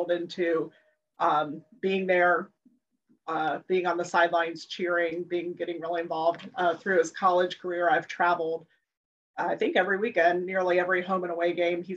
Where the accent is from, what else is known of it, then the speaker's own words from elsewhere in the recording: Jacksonville, Florida, United States; also born or lived in Lima, Ohio / Washington, District of Columbia, United States; I grew up in Jacksonville, lived in DC for about 15 years, and then moved back to Jacksonville